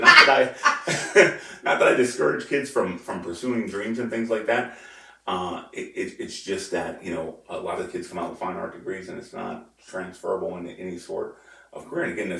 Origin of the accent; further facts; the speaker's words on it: Pittsburgh, Pennsylvania, United States; And growing up in Pittsburgh.